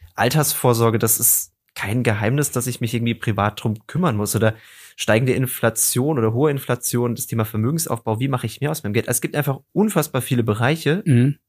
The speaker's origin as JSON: {"language": "German", "town": "Darmstadt", "region": "Hesse", "country": "Germany", "said": "ich komme aus der Region Darmstadt"}